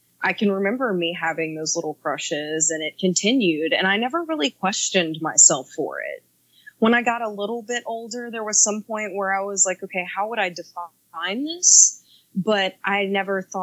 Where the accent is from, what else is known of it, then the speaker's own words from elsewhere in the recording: the South, United States; I'm also from the South